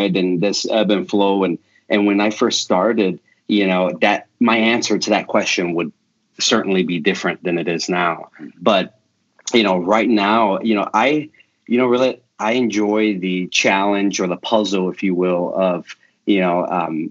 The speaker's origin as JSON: {"language": "English", "town": "Chicago", "region": "Illinois", "country": "United States", "tie": "born or raised there", "also_born_or_lived": "Canada", "moved": "as an adult", "lives_now": "Tulsa, United States", "said": "I'm a Chicago kid. I grew up in Chicago. I live here now in Tulsa, Oklahoma."}